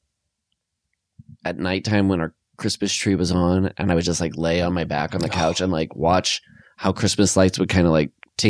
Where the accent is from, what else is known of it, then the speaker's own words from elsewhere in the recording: Iowa, United States; moved away as an adult; I grew up in Iowa, so it was snowy